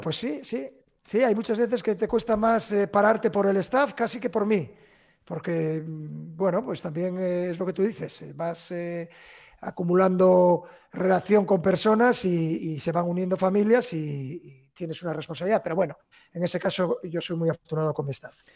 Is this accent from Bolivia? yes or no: no; Gijón, Asturias, Spain; moved away; mi tierra